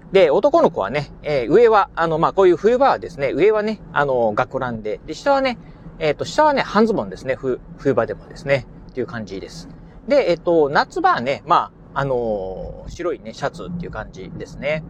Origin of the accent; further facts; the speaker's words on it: Kochi, Japan; moved away as an adult; now in Kurashiki, Japan; 出身はね、高知県の高知市で生まれて、えー、そしてね、まあ、高校卒業までですね、高知市で育ちましたんで